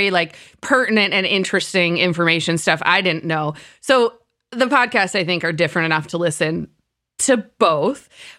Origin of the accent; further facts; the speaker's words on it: United States; If there is one thing I hate about being an American